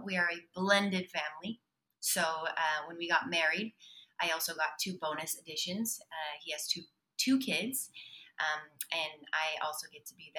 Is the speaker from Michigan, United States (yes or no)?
no; Salt Lake City, Utah, United States; I'm from Salt Lake City, Utah.